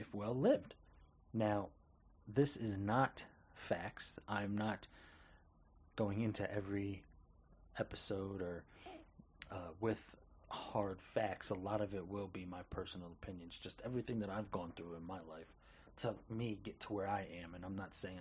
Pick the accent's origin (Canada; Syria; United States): United States; Albany, New York; moved away as an adult; also born or lived in Misenheimer, North Carolina / Port Orange, Florida; I was born and raised in Albany, New York.